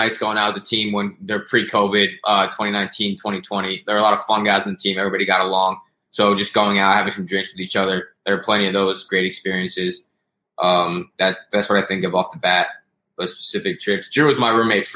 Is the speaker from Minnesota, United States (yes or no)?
no; Poughkeepsie, New York, United States; I'm from Poughkeepsie, New York